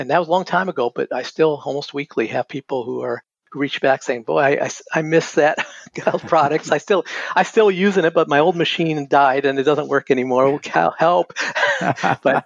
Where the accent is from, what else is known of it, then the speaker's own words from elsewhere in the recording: North Carolina, United States; moved away as an adult; also born or lived in Massachusetts; I grew up in North Carolina